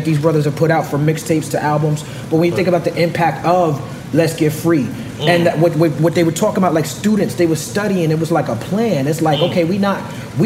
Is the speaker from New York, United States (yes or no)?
yes; New York City, New York, United States; I'm from Brooklyn